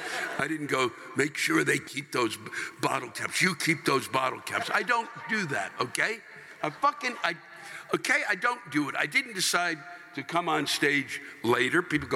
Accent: New York, United States; now in Portland, United States; I'm from New York, and sure, we have crime there, but out here, it's different. I've lived here for 4 years, and let me tell you, compared to New York, out here is fucking crazy.

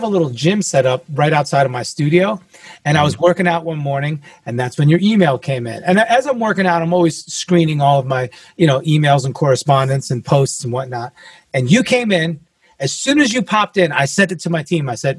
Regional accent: New York, United States; I'm from New York originally, but I've had over 30 physical addresses.

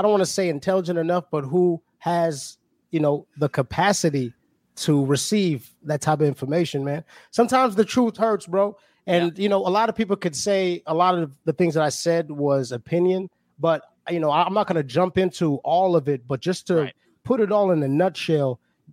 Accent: South Africa; now in Oklahoma, United States; Zulu is my tribe. I'm from South Africa originally

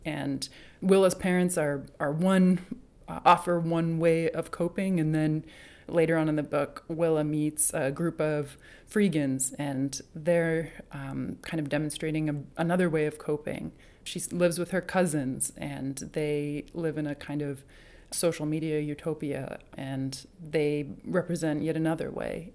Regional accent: New Hampshire, United States; I grew up in New Hampshire, out in the woods

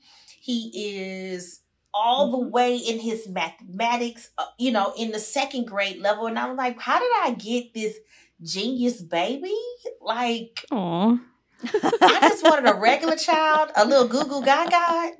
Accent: Houston, Texas, United States; I'm from Sunnyside.

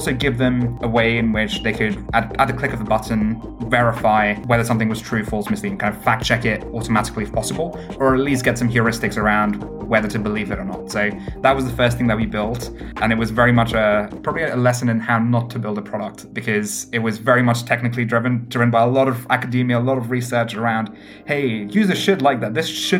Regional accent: Stone, West Midlands, United Kingdom; My hometown in the UK happens to be a place called Stone, the highest Brexit voting place in all of the UK.

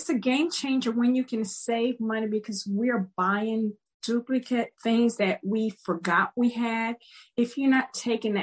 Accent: Panama; also born or lived in Maryland, United States; now in United States; I grew up in Panama and I grew up in tropical weather

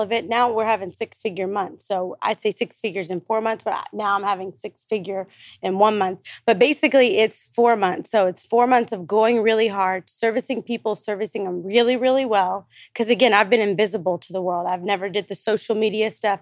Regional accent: Stockton, California, United States; now in Dallas, United States; I'm from Stockton, California, but I live in, like, Dallas, Texas

